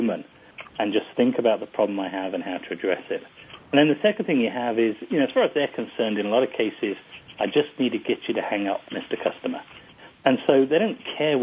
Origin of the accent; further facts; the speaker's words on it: England, United Kingdom; I as an English person